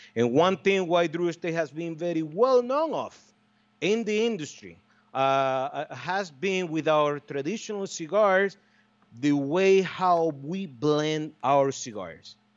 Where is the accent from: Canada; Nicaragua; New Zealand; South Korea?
Nicaragua; Estelí; my hometown, in Esteli, Nicaragua